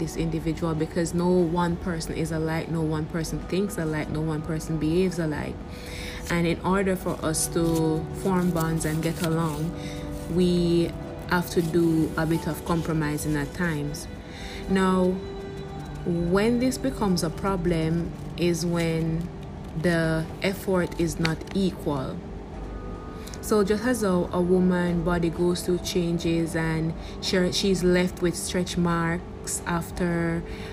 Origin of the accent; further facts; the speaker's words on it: Jamaica; I am also a Jamaican